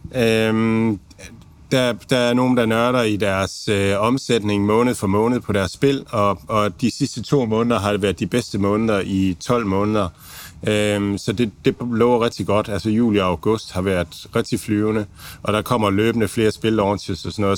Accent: Denmark; som danskere har vi været vant til

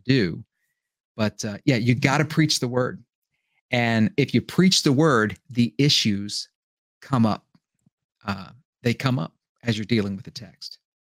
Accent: United States; I was born in America

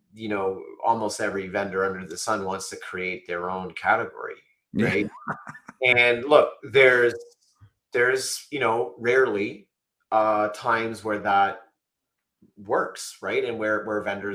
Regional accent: Canada; I'm Canadian

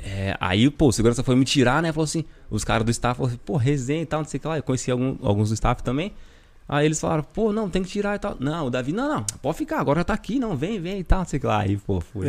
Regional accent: Brazil; moved away as an adult; eu sou brasileiro.

